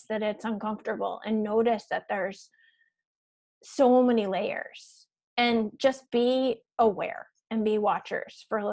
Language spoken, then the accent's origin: English; Western Massachusetts, United States; I grew up in Western Mass